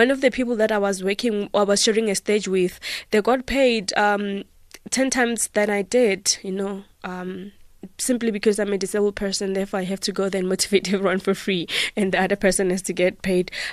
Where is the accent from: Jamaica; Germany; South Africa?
South Africa; I am a South African